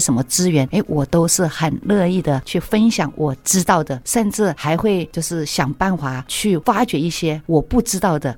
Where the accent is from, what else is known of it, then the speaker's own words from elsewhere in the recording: Guilin, Guangxi, China; moved away as an adult; now in Taiwan; 我们桂林的乡音就是